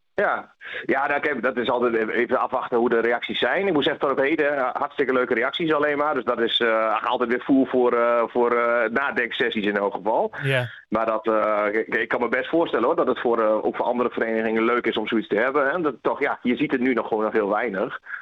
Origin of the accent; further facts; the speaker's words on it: Dalen, Drenthe, Netherlands; ik heb geboren en getogen in Dalen